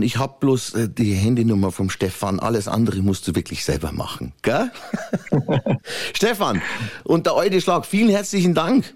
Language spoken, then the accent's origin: German; Weiden, Bavaria, Germany; ich bin ein Bayer, ich bin ein Oberpfälz, ich komme ja aus Weiden